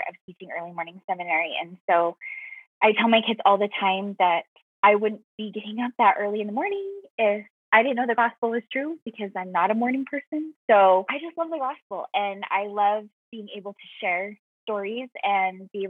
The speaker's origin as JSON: {"language": "English", "town": "Sandy", "region": "Utah", "country": "United States", "tie": "born or raised there", "also_born_or_lived": "Texas", "moved": "yes", "lives_now": "Colorado Springs, United States", "said": "I currently live in Colorado, Colorado Springs, and I grew up in Utah"}